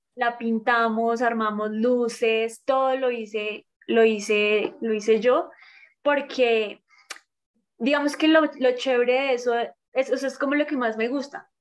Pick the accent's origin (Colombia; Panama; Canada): Colombia; soy de Colombia, tengo 31 años